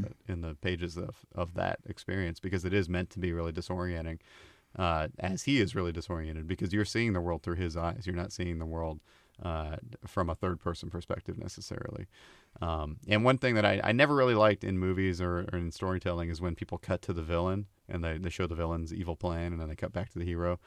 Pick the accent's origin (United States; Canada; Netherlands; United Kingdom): United States; Oregon; moved away as an adult; also born or lived in Portland; I, I, uh, was around a lot of drug abuse, uh, growing up in Oregon